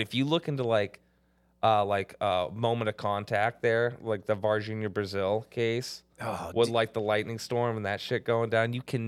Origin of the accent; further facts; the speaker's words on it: Canada; I mean, I'm Canadian.